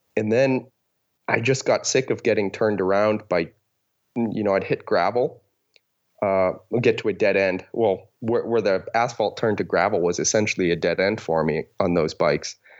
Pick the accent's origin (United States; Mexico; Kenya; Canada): United States; Boston, Massachusetts; moved away as an adult; now in Seattle, United States; I am from Boston, Massachusetts. That's where I grew up, but uh, most recently I've been living in Seattle, Washington.